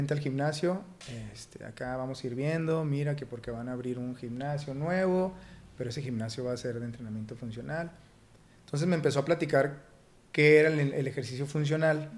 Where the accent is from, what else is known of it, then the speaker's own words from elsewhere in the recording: Torreón, Coahuila, Mexico; darme a conocer como lagunero